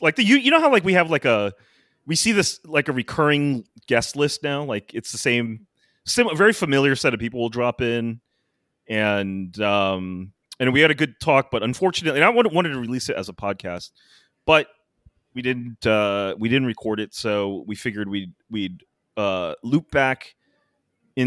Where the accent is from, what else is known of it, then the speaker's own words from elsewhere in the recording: United States; as an American